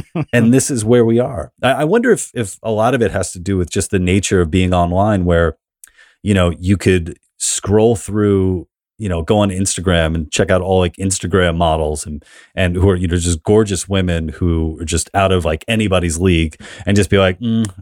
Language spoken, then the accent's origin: English; New York City, New York, United States; I'm from New York, man.